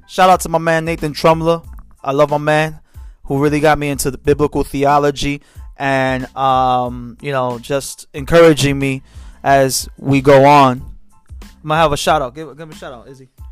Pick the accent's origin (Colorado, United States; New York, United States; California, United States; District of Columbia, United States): New York, United States; New York City; now in Pennsylvania, United States; I'm from Brooklyn, New York.